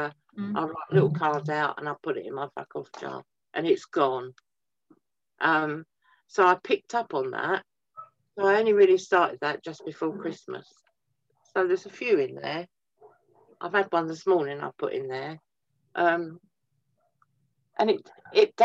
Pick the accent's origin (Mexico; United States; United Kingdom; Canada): United Kingdom; Twickenham, London; now in Wellingborough, United Kingdom; I grew up around Twickenham